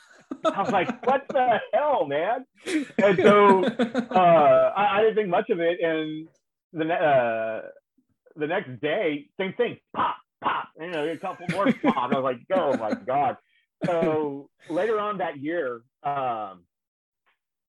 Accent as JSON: {"language": "English", "town": "Houston", "region": "Texas", "country": "United States", "tie": "born or raised there", "said": "as an Astros fan growing up in the Dome"}